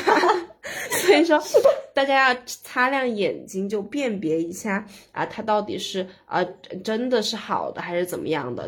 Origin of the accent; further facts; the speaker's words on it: Sichuan, China; 作为一个四川人，从小的家庭旅游项目就是爬山